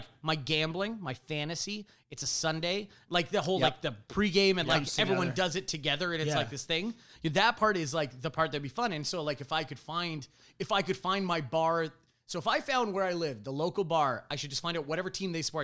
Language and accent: English; Canada; I am as white as snow, and I am Canadian.